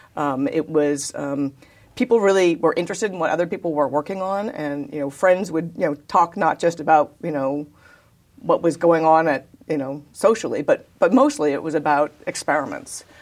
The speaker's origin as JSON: {"language": "English", "town": "Davis", "region": "California", "country": "United States", "tie": "born or raised there", "also_born_or_lived": "San Diego, California", "said": "I was born in, uh, actually San Diego, California, but I was raised in Davis, California"}